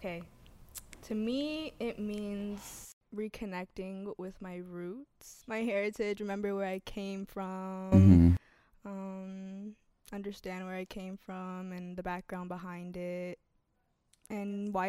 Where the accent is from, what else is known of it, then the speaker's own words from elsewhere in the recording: Georgia, United States; But I was born in Georgia, guys. I am American girl. Georgia raised. Georgia raised.